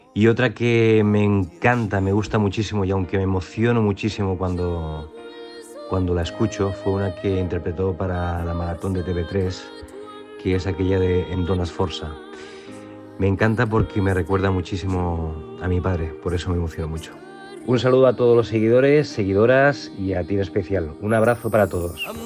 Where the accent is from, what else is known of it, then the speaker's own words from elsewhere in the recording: Sabadell, Catalonia, Spain; por ser de Sabadell como, como yo